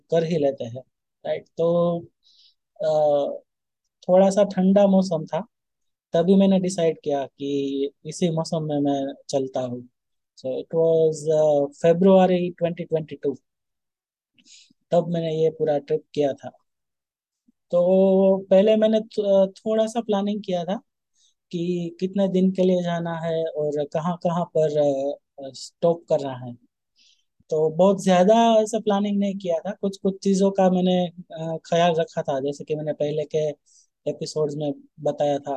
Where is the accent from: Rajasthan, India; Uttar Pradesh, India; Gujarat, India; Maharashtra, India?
Gujarat, India; Rajkot; तो मैं जिस दिन निकला था मेरे होम टाउन से राजकोट से तो उसी दिन एक थोड़ी सी मेरे से गलती हो गई थी